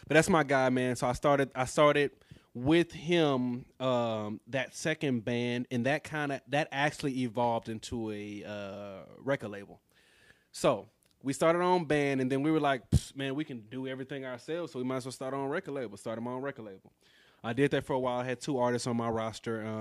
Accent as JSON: {"language": "English", "town": "Houston", "region": "Texas", "country": "United States", "tie": "born or raised there", "moved": "as an adult", "lives_now": "Austin, United States", "said": "I'm from Houston, born and raised."}